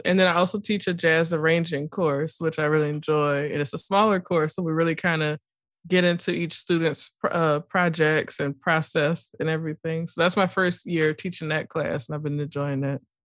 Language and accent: English; New Orleans, Louisiana, United States; growing up in New Orleans